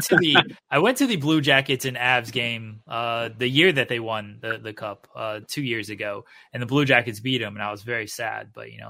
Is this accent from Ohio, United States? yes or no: yes; Ohio, United States; moved away as an adult; I'm from Ohio as well. I just moved here a couple years ago. I guess 3 years ago now.